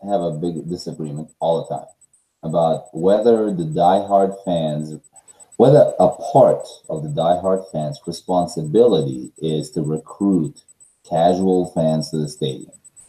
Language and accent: English; Germany; moved away; I grew up on the Rhine River in Germany.